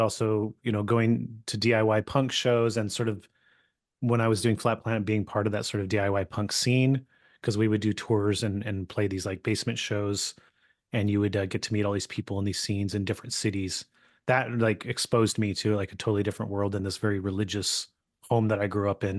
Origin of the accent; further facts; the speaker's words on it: California, United States; I grew up in California